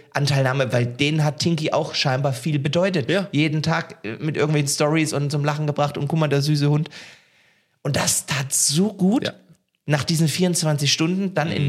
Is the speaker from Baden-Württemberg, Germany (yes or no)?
yes; Heilbronn, Baden-Württemberg, Germany; now in Cologne, Germany; ich komme ja aus dem Schwabeländle, aus mhm, Heilbronn